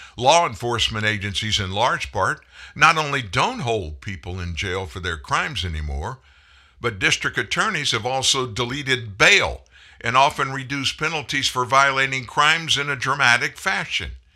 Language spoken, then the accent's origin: English; South Louisiana, United States; I grew up in Louisiana, South Louisiana, be specific.